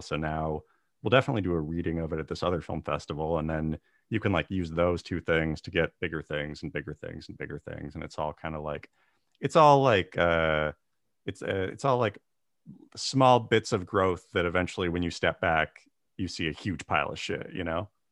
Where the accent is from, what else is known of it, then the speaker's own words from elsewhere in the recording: Tulalip Reservation, Washington, United States; I grew up on the Tulalip Reservation, about, like, forty-five minutes north of Seattle